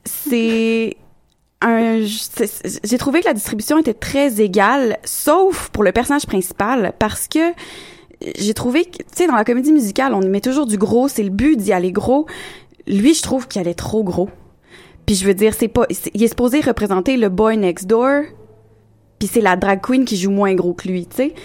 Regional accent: Quebec City, Quebec, Canada; je suis bien de Québec

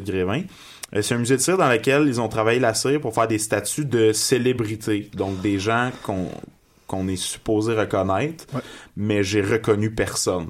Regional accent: Magog, Quebec, Canada; moved away as an adult; now in Montreal, Canada; Je viens, euh, je viens, de Magog. Ça fait à peu près six ans que j'habite à Montréal.

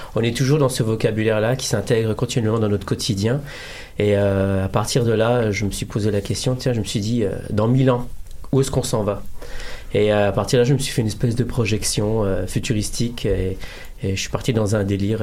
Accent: Morocco; Je suis marocain

